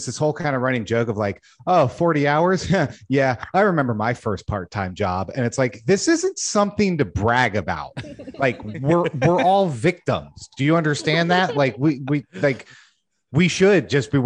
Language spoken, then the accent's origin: English; Ohio, United States; we grew up in Ohio.